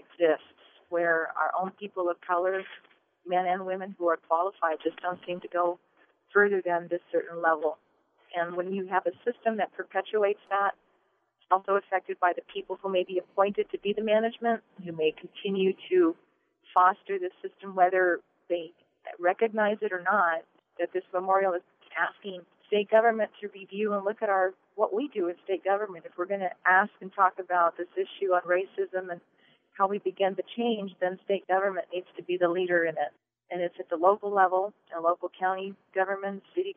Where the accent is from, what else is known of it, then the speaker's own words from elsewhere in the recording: Albuquerque, New Mexico, United States; I'm an Albuquerque native, born and raised in Albuquerque in the North Valley